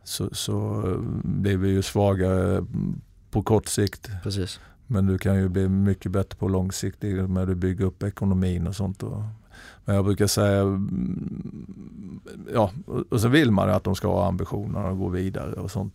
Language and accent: Swedish; Småland, Sweden; moved away; also born or lived in Norway; jag var en tjurig smålänning